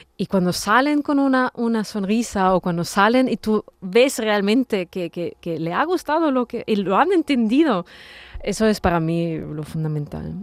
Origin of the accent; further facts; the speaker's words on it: Austria; Spanish is a second language; moved away as an adult; also born or lived in Vienna, Austria / Italy; now in Seville, Spain; mis padres ya se mudaron a Austria, a varios sitios en Austria, y bueno, ahí hice el instituto, el colegio, el instituto